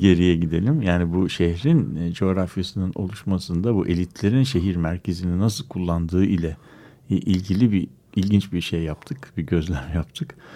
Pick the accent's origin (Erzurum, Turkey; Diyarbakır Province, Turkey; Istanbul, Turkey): Istanbul, Turkey; now in Ankara, Turkey; Ankaralı demeyelim de Ankara sakini diyelim İstanbulluyuz.